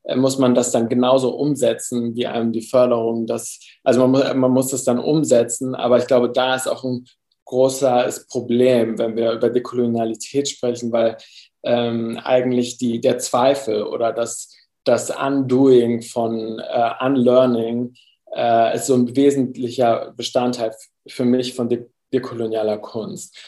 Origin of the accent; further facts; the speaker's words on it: Germany; also born or lived in Cuba; Meine Mutter, also meine Familie ist Kolumbianer, äh, Kolumbianerin, ich bin aber in Deutschland aufgewachsen.